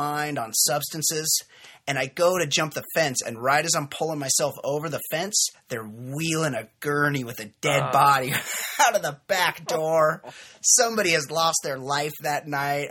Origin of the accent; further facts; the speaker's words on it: Costa Mesa, California, United States; I was in my hometown of Costa Mesa, California